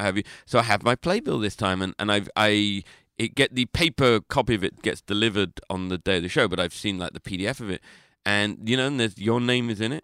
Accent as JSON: {"language": "English", "region": "London", "country": "United Kingdom", "said": "I'm not from Liverpool. I'm from London"}